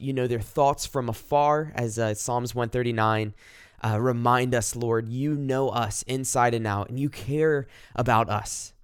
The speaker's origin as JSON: {"language": "English", "region": "South Carolina", "country": "United States", "said": "I'm from South Carolina, kinda at the foot of the Blue Ridge Mountains"}